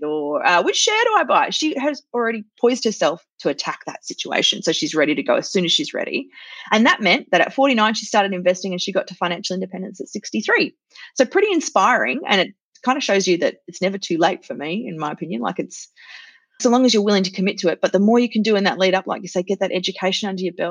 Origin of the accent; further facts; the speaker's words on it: Australia; I'm Australian